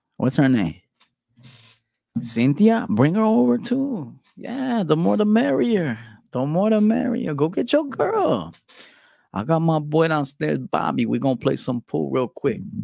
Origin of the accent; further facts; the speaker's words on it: Chicago, Illinois, United States; we're from the Chi